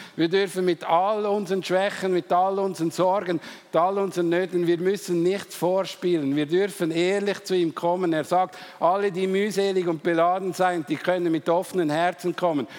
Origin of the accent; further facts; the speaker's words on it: Switzerland; Wir Schweizer